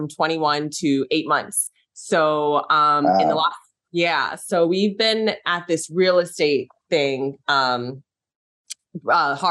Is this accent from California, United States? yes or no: yes; San Francisco Bay Area, California, United States; I'm from San Francisco Bay Area